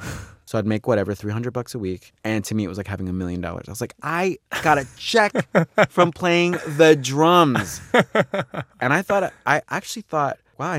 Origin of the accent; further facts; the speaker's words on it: Long Island, New York, United States; I'm from Long Island